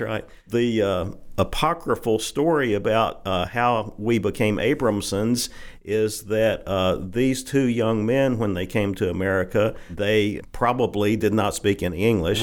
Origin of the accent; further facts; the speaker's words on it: Holly Grove, Arkansas, United States; I grew up in the fifties and sixties, and, uh, back at that time, Holly Grove was a bustling little cotton